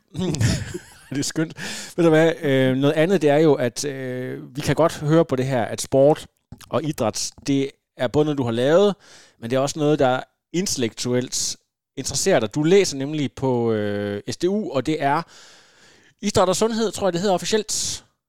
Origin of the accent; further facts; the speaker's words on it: Ringkøbing, Central Denmark Region, Denmark; Jeg kommer ud fra Ringkøbing